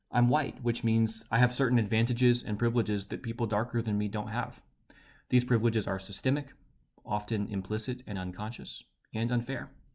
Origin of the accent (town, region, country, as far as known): Baton Rouge, Louisiana, United States